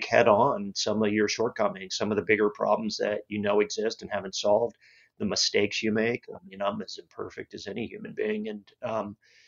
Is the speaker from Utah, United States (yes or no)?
no; Cocoa Beach, Florida, United States; I grew up in Cocoa Beach, Florida.